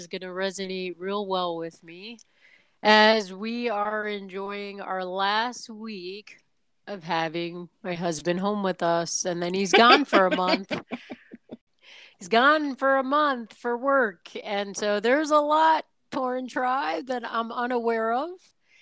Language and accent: English; New York City, New York, United States; moved away as an adult; also born or lived in Southern Virginia; growing up in New York City and then going to college in, Southern Virginia